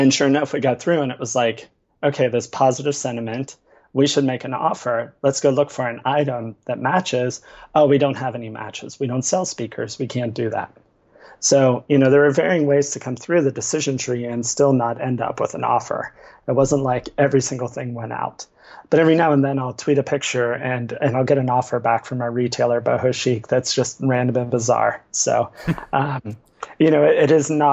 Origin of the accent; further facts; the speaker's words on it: Ohio, United States; I grew up in Ohio